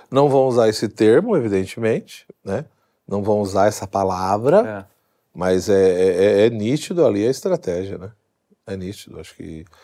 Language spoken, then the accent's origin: Portuguese; São Paulo, Brazil; Tá bom, eu sou paulista